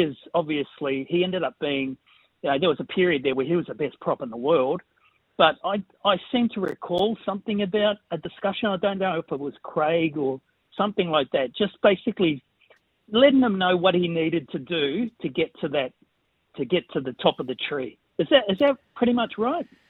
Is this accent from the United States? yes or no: no; New Zealand; now in North Parramatta, Australia; I'm a Kiwi.